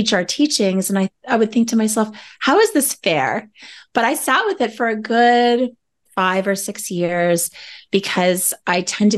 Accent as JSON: {"language": "English", "area": "Cape Croker First Nation", "region": "Ontario", "country": "Canada", "said": "I am from the traditional territories of Nishing Agaming, so Cape Croker First Nation on my mother's side and Serpent River on my father's side"}